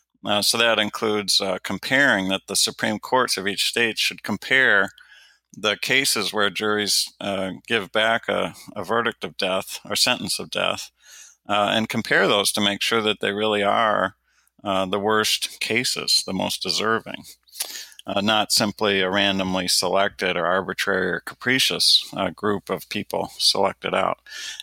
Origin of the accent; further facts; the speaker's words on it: Detroit, Michigan, United States; When I was growing up in Detroit, Michigan, it was routine that there were 1,000 homicides just in my home city in a year.